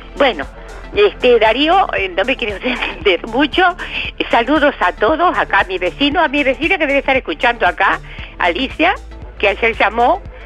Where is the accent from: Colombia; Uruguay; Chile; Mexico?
Uruguay; Colonia; somos también departamento de Colonia